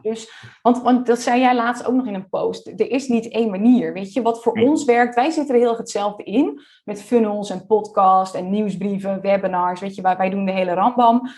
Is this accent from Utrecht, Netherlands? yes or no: no; Friesland, Netherlands; now in Almere, Netherlands; We komen beide uit Friesland, digital nomad geweest. Hoewel ik inmiddels echt een burgerlijk bestaan leid in Almere